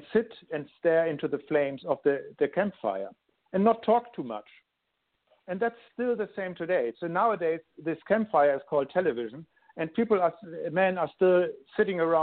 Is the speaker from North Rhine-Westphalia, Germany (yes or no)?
no; Hamburg, Germany; English is a second language; moved away as an adult; now in Sydney, Australia; I'm actually born in Germany. I grew up in Hamburg, Germany, and live in Sydney now for over 13 years with my family